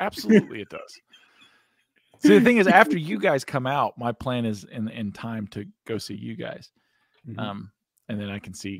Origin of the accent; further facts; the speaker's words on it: United States; I'm a mutt. I'm an American mutt.